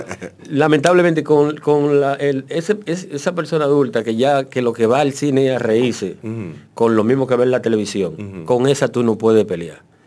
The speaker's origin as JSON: {"language": "Spanish", "country": "Dominican Republic", "said": "somos dominicanos"}